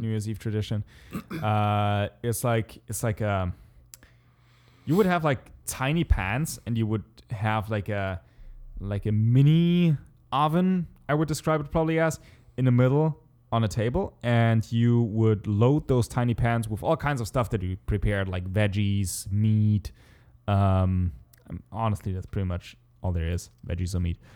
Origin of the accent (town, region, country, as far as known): Germany; English is a second language